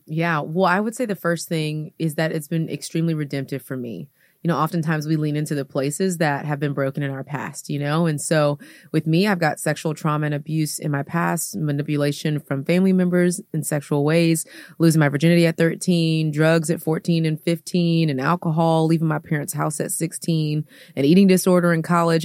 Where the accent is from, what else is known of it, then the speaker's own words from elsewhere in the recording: Houston, Texas, United States; moved away as an adult; now in Atlanta, United States; I'm from Houston, Texas.